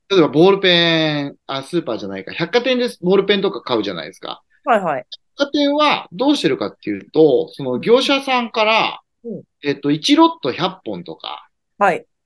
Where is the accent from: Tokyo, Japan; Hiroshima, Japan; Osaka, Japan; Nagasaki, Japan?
Tokyo, Japan; まあ、例えば、まあ、私東京人なんで